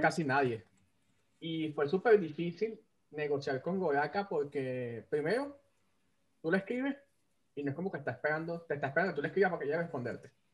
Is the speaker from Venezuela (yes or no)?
yes; Venezuela; soy el único venezolano que no come ayacas